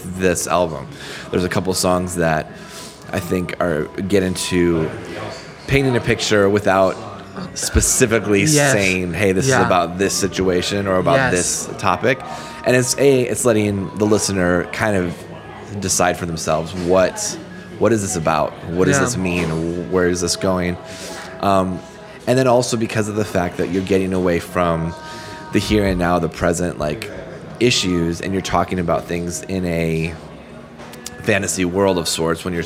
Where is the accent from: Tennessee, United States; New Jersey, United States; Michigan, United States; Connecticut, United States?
Michigan, United States; we grew up in Michigan as kids.